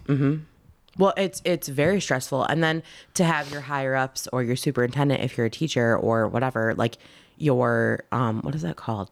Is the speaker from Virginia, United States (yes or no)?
no; Michigan, United States; we're from Michigan